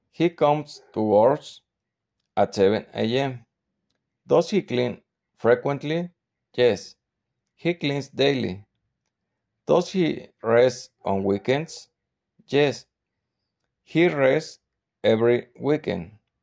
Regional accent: Querétaro, Mexico; English is a second language; I am 40 years old and I'm from Querétaro City.

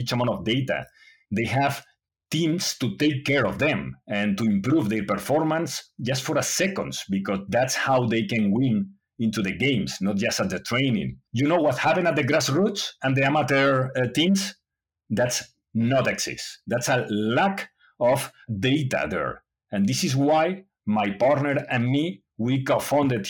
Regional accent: Spain; English is a second language; also born or lived in United States; I was born in Spain, and I was there studying, and I grew up in Spain.

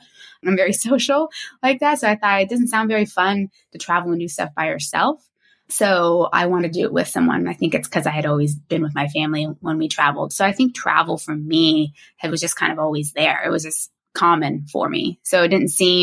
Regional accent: Florida, United States; moved away as an adult; also born or lived in Spain / Singapore / Saudi Arabia / Portugal; I'm originally from the United States. I grew up in Florida

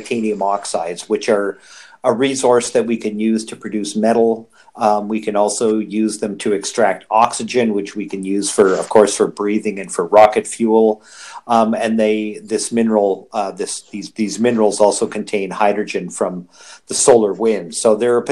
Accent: Toronto, Ontario, Canada; I'm from the Toronto area, so Canadian.

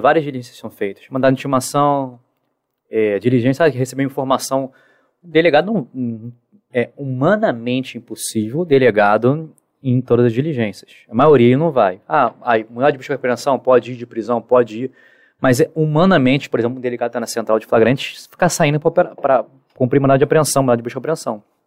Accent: Rio de Janeiro, Brazil; Sou carioca

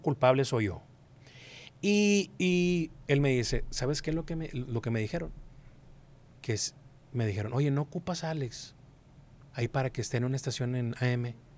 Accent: Monterrey, Nuevo León, Mexico; also born or lived in Durango; yo nací aquí en Monterrey.

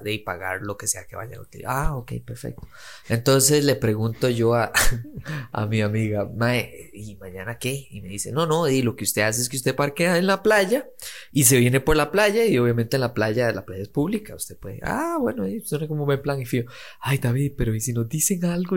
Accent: Costa Rica

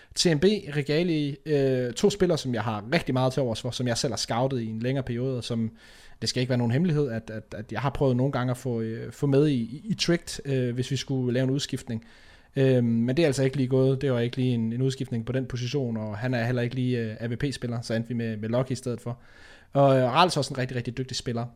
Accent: Denmark; vi som danskere

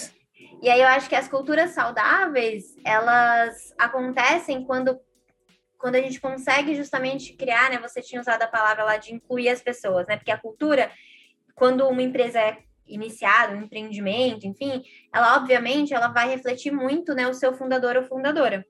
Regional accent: Brazil; a, gente, como brasileiros, brasileiras, compartilha de uma cultura do país

